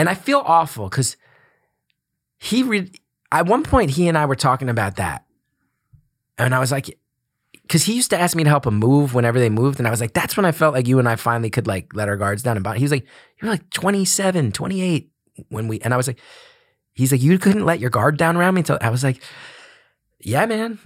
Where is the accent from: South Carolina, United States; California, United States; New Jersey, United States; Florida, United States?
New Jersey, United States; West Orange; Grew up in a town called West Orange. Uh, it's a suburb of Newark, New Jersey